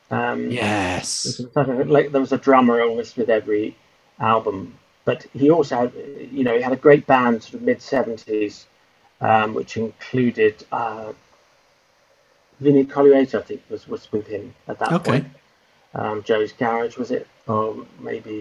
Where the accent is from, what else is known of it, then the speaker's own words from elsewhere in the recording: Whitton, London, United Kingdom; I lived with my parents until I was about 17 or 18 at their house, which was 2 miles from Heathrow Airport